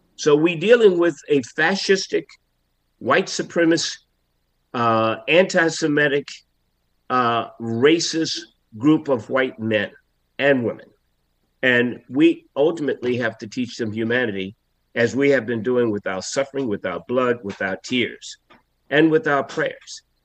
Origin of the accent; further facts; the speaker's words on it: Selma, Alabama, United States; I grew up in Selma, Alabama